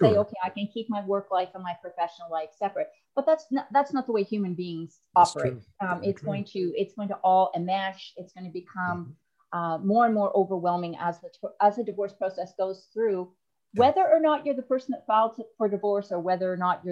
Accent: Canada; now in Texas, United States; I'm originally from Canada. I do live in Texas, though

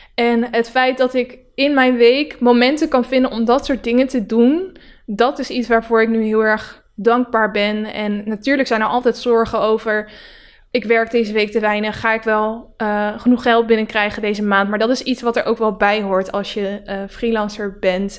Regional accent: Netherlands; Het, het dorp waar ik vandaan kom, dat zijn alleen maar harde werkers. Die staan eigenlijk door heel Nederland zo ook zo bekend.

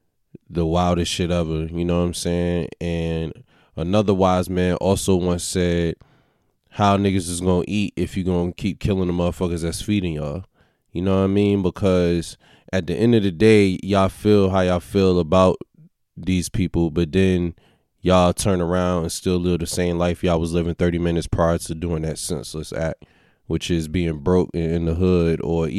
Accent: Crenshaw, California, United States; before growing up in Crenshaw and his block, that storefront was looked at as a criminal site or criminal activity

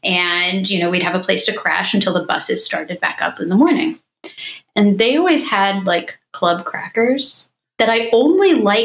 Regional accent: Illinois, United States; moved away as an adult; also born or lived in Pennsylvania; I grew up in Illinois.

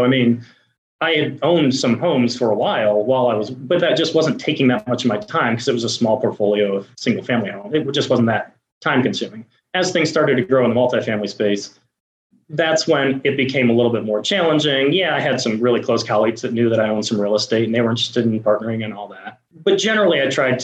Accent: Buffalo, New York, United States; I'm from Buffalo, New York, and the idea came to me back when I was in high school that I should work at a car wash

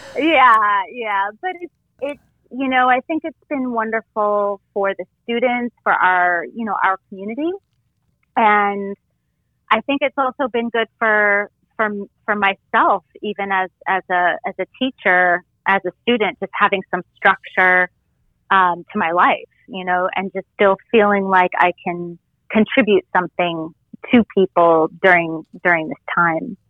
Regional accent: Costa Mesa, California, United States; also born or lived in Los Angeles, California; now in Florida, United States; growing up in Orange County in Southern yeah. California

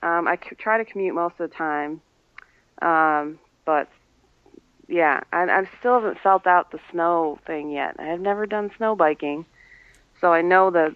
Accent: Long Island, New York, United States; also born or lived in Houston, Texas; now in Elmira, United States; I'm from New York. I'm from Long Island, so I'm used to New York

